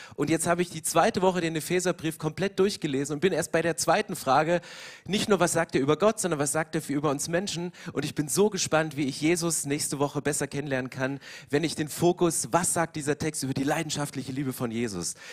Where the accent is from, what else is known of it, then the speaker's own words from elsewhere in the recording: East Germany, Germany; Ich komme aus dem Osten